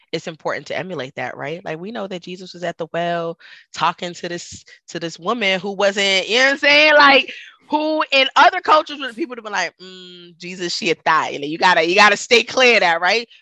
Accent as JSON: {"language": "English", "town": "New York City", "region": "New York", "country": "United States", "tie": "born or raised there", "moved": "yes", "said": "growing up in Brooklyn, like I, oh, I mean, you know, I was surrounded by diversity"}